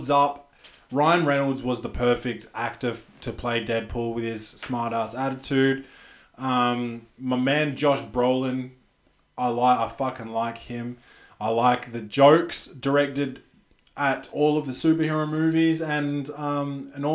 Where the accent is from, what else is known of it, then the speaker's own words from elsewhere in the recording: Australia; I'm an Australian